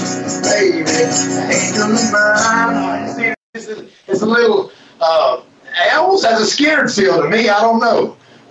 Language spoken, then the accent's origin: English; the South, United States; Back of my vest, you know, that I'm from the South.